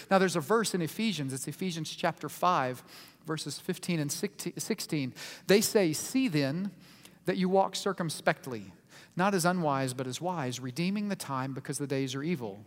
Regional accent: Oklahoma City, Oklahoma, United States; I was born in Oklahoma City, in the state of Oklahoma, in the nation of the United States

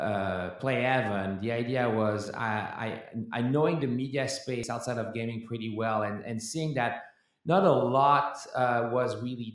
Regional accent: France; now in United States; I was born and raised in France

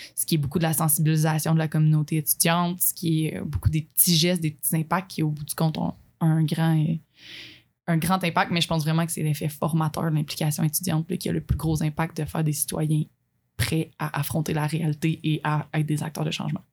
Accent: Abitibi, Quebec, Canada; moi, en fait, j'ai été élevée en Abitibi

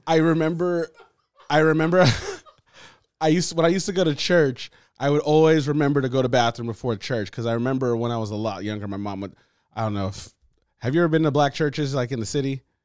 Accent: Los Angeles, California, United States; when you grow up in L

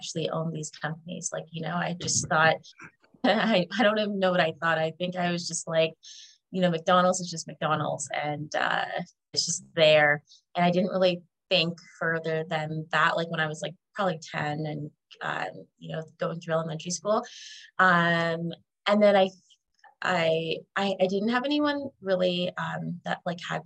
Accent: Canada; I was born in Canada

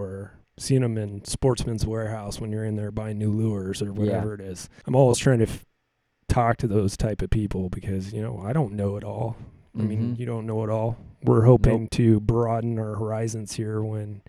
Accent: Willamette Valley, Oregon, United States; growing up in the Willamette Valley, there's a lot of outdoors people

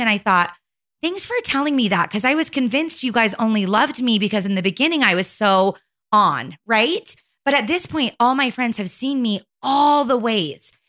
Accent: Arizona, United States; born or raised there; moved away as an adult; now in Utah, United States

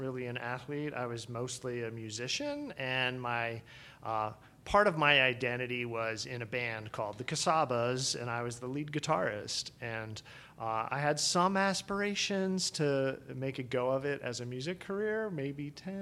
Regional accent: West Chester, Pennsylvania, United States; where I grew up in Westchester, Pennsylvania

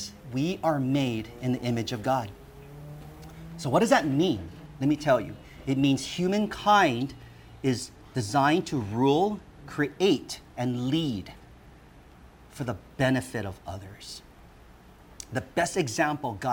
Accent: Honolulu, Hawaii, United States; also born or lived in Hong Kong; we immigrated from Hong Kong to Hawaii. So I am a made in Hong Kong baby.

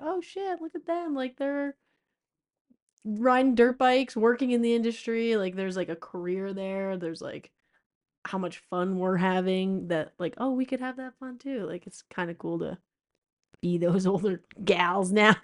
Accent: East Coast, United States; I grew up racing in the East Coast.

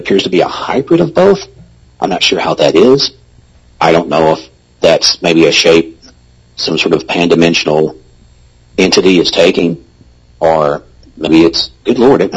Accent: the South, United States; I'm from the South

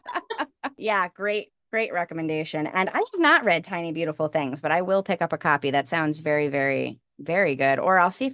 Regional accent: New York, United States; now in Charleston, United States; I grew up in New York. You know, I had four seasons, not the city

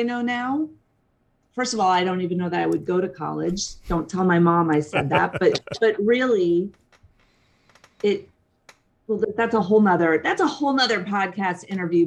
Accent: Connecticut, United States; moved away as an adult; I'm from Connecticut.

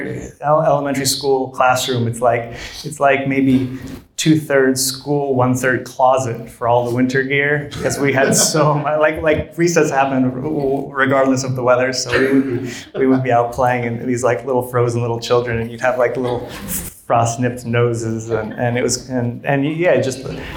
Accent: Fairbanks, Alaska, United States; moved away; Growing up in Fairbanks, it's in the heart of Alaska.

